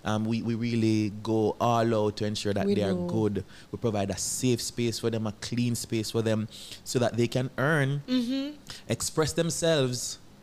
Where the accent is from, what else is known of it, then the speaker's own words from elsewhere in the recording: Gardenfield, Saint Thomas, Jamaica; I'm from a small farming district in St. Thomas called Gardenfield.